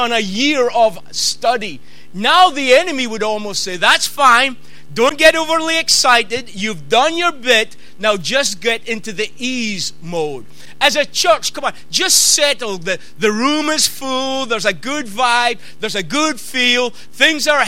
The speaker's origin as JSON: {"language": "English", "town": "Peterhead", "region": "Scotland", "country": "United Kingdom", "said": "I'm from the Northeast. I'm Peterhead boy."}